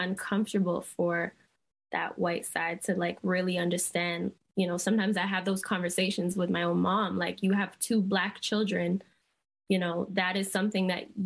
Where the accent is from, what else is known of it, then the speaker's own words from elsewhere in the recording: Barbados; we're from Barbados